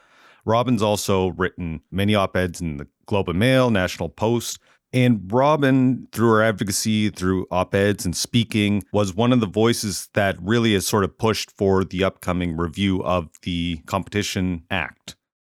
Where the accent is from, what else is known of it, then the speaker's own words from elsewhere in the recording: Amherst, Nova Scotia, Canada; moved away; my experiences growing up and moving back to Amherst, Nova Scotia.